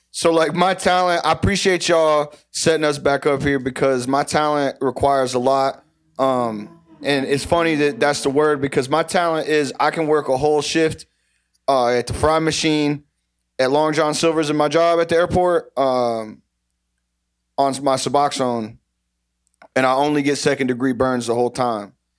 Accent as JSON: {"language": "English", "region": "Texas", "country": "United States", "moved": "yes", "lives_now": "Ohio, United States", "said": "I'm from Viter, Texas. I moved to Ohio about twenty-eight years ago"}